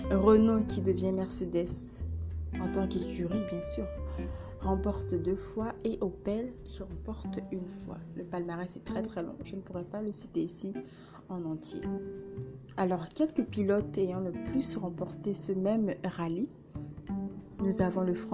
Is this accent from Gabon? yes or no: yes; Gabon; mon pays d'origine, le Gabon, et pourquoi pas dans d'autres pays.